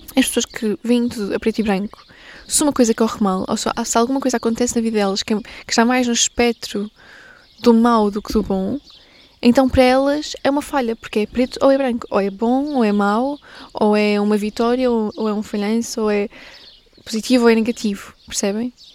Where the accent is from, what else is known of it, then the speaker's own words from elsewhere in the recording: Portugal; eu sou portuguesa